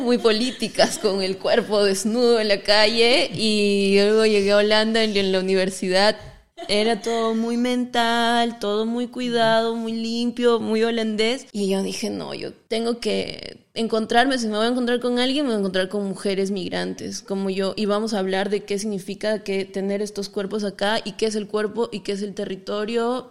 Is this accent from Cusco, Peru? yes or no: yes; the jungle of Cusco, Peru; soy de el Perú, de la selva del Cusco, en el Perú